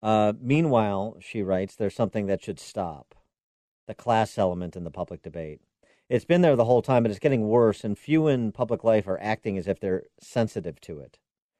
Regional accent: Illinois, United States; my home state governor, J.B. Pritzker

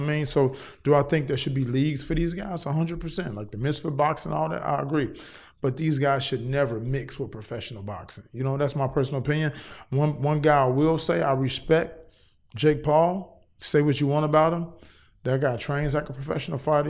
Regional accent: Cincinnati, Ohio, United States; now in Los Angeles, United States; I'm originally from Cincinnati, Ohio

